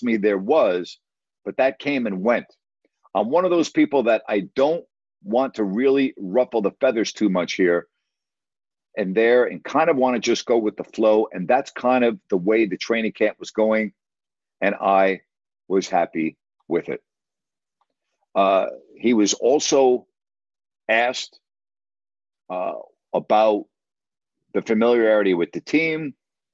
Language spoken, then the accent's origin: English; Long Island, New York, United States; Where I grew up on Long Island